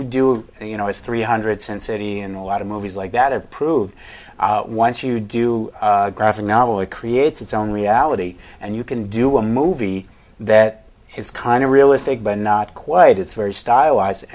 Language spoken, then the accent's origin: English; New England, United States; I grew up in New England